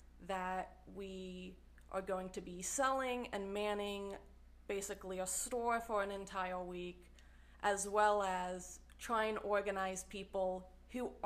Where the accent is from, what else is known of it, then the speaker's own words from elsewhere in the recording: Cincinnati area, Northern Kentucky, United States; also born or lived in Morehead, Kentucky; I was born in Northern Kentucky, so in the Cincinnati area